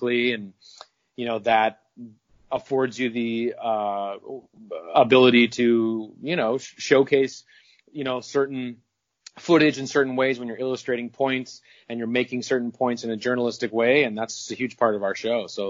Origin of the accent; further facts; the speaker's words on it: Minneapolis, Minnesota, United States; moved away; I'm actually from Minneapolis